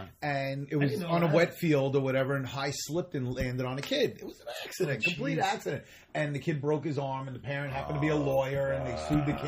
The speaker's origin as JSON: {"language": "English", "town": "New York City", "region": "New York", "country": "United States", "said": "I'm from Queens."}